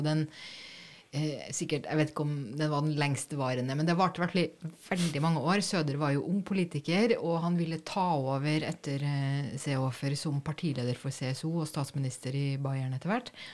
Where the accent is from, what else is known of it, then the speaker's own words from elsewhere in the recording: Norway; som nordmann